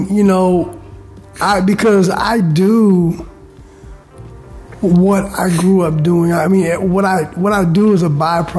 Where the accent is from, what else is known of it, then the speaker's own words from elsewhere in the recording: Bay Area, California, United States; also born or lived in San Francisco / Colorado; So I was born in San Francisco, and like I said, we left, moved to Colorado for a couple of years, then we came up here to the Bay Area.